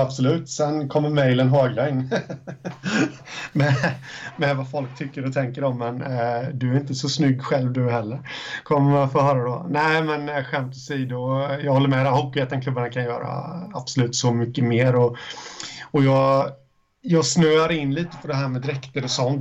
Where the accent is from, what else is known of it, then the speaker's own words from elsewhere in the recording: Småland, Sweden; jag är från Småland